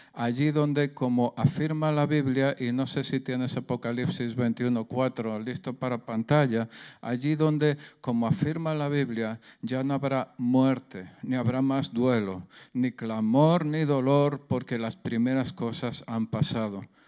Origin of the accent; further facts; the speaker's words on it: Jaén, Andalusia, Spain; accent: southern Spanish; Yo soy de Jaén, soy del sur de España, el acento se me nota